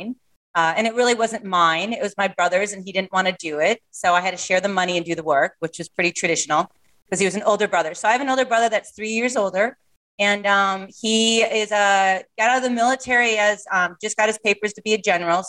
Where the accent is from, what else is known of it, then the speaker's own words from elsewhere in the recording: Marshfield, Wisconsin, United States; I was born and raised in Wisconsin in a small town called Marshfield.